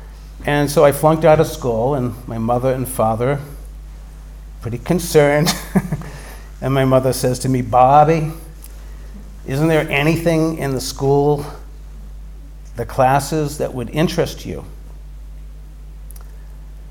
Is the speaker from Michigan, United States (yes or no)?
no; Boston, Massachusetts, United States; My experience growing up in Boston